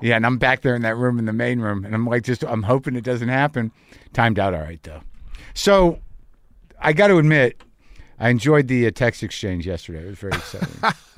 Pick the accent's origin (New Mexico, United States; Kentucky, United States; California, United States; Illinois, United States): New Mexico, United States; moved away; also born or lived in New Jersey; I grew up in New Mexico